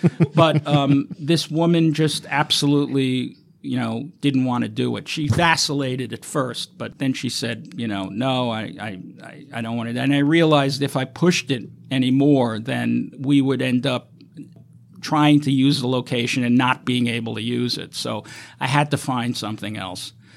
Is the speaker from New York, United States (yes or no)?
yes; New York City, New York, United States; growing up in New York